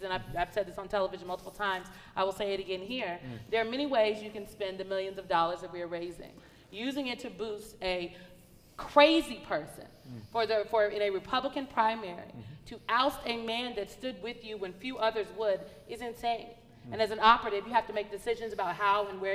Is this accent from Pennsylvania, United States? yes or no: no; Nebraska, United States; I'm from Nebraska